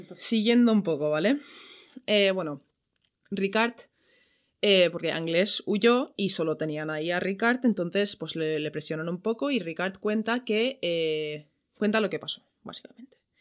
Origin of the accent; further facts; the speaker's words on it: Ireland; now in Valencia, Spain; yo soy de Irlanda